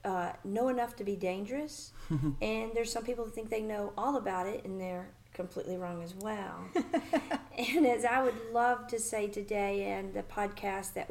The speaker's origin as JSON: {"language": "English", "town": "Birmingham", "region": "Alabama", "country": "United States", "also_born_or_lived": "San Diego, California", "moved": "as an adult", "lives_now": "Nashville, United States", "said": "I'm originally from Birmingham, Alabama"}